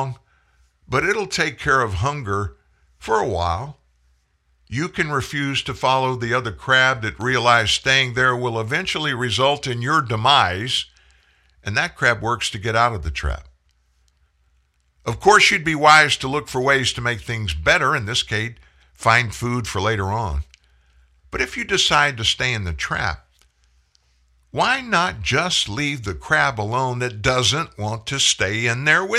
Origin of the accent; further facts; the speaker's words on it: South Louisiana, United States; I'm from South Louisiana, where crabbing is an art